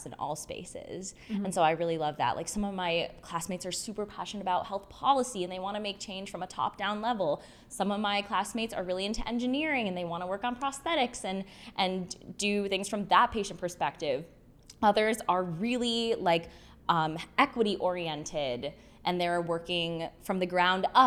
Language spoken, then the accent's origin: English; West Bloomfield, Michigan, United States; moved away as an adult; also born or lived in Ann Arbor, Michigan / Spain; I grew up in West Bloomfield, so not that far away from anywhere from Ann Arbor specifically, but I grew up in West Bloomfield